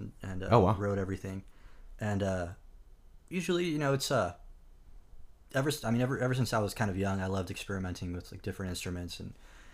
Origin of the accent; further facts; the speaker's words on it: El Paso, Texas, United States; moved away as an adult; also born or lived in Midland, Texas; now in Nashville, United States; my hometown of El Paso